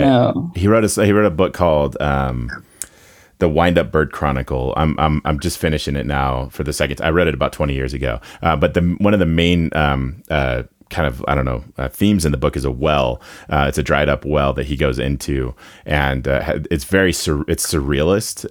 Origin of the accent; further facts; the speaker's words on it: Nevada, United States; I'm from Nevada